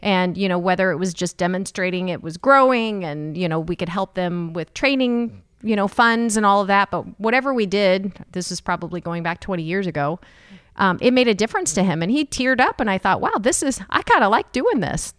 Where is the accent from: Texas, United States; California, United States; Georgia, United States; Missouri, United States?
Missouri, United States; Jefferson City; now in Kansas City, United States; I am from Jefferson City